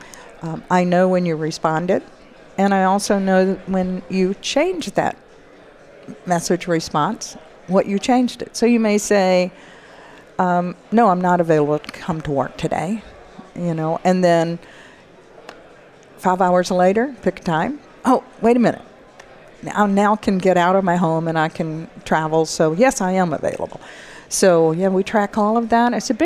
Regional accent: the South, United States; accent: southern; my southern accent

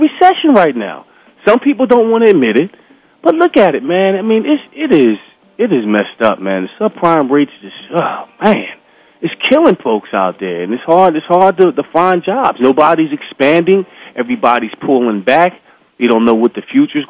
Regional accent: Philadelphia, Pennsylvania, United States; When I grew up in Philadelphia, I went to Freedom Theater back in the day in North Philadelphia

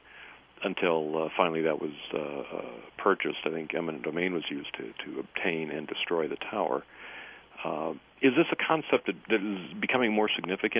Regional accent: Michigan, United States; I'm Yankee descent from Michigan

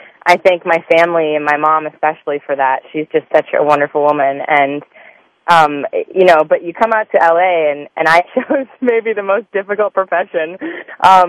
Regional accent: Chicago, Illinois, United States; also born or lived in Montana; I grew up in Chicago, and my parents are both lawyers

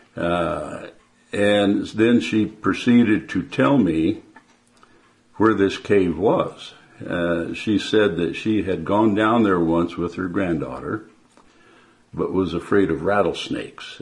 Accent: Porterville, California, United States; I was born near Porterville, California

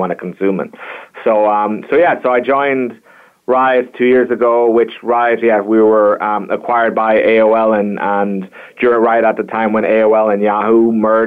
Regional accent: Kilkenny, Leinster, Ireland; moved away as an adult; also born or lived in Virginia, United States; I hail from Kilkenny, Ireland

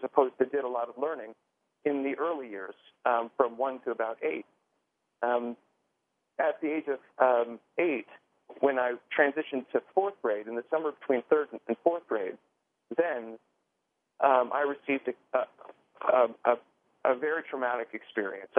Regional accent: Miami, Florida, United States; born or raised there

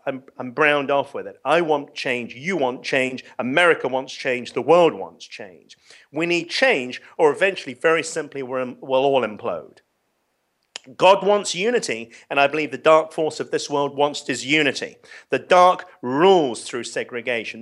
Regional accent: London, United Kingdom; I grew up in London, and I was very privileged

